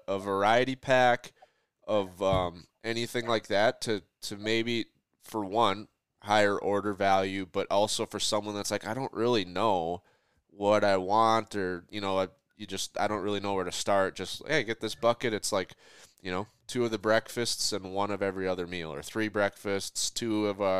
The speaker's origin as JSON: {"language": "English", "region": "Minnesota", "country": "United States", "said": "I'm from Minnesota, so it's like our seasoning is salt and pepper"}